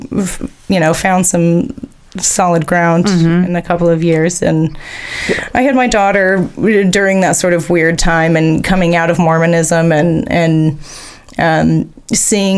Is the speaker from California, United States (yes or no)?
no; Weiser, Idaho, United States; moved away as an adult; also born or lived in Nyssa, Oregon / Anchorage, Alaska / Payette, Idaho; now in Boise, United States; I grew up in Weezer, but I came here